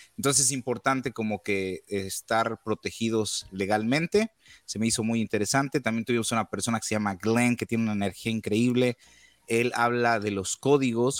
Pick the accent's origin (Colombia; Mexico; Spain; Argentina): Mexico; now in United States; como buen mexicano